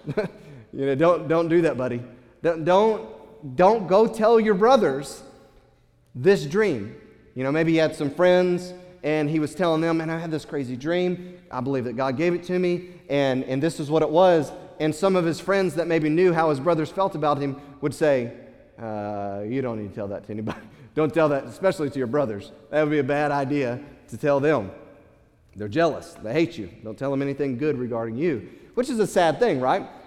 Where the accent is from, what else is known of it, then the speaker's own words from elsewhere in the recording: United States; as Western American, uh, American uh, Christians